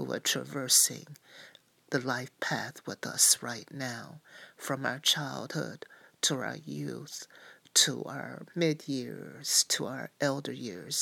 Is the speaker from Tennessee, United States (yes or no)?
yes; Knoxville, Tennessee, United States; I grew up in the Southern Black Baptist Church in Knoxville, Tennessee